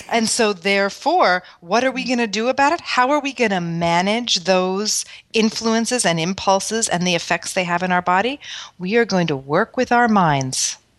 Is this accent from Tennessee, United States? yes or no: no; New York City, New York, United States; moved away; I grew up in Manhattan